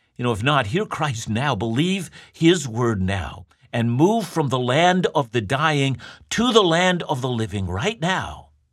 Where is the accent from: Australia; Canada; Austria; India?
Canada